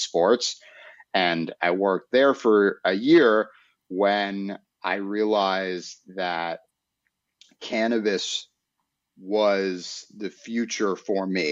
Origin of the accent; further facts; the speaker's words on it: New York City, New York, United States; growing up in Manhattan and in apartment buildings